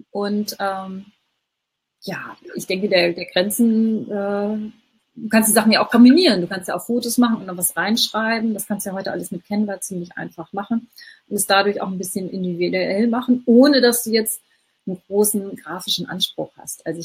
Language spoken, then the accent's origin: German; Hamburg, Germany; Ähm, also ich bin ja aus Hamburg, aus dem Norden. Ich kenne das nicht so sehr.